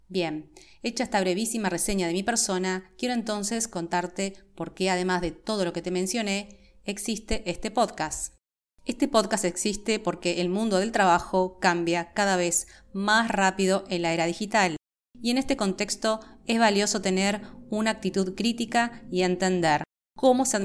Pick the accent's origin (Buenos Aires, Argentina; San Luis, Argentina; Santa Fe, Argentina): Buenos Aires, Argentina; also born or lived in Santiago, Chile; Como te comenté, nací en Santiago de Chile, pero he vivido desde casi toda mi vida en Buenos Aires, Argentina, desde que tenía seis años de edad, y he vivido en la ciudad de Buenos Aires específicamente, con lo cual estoy súper aporteñada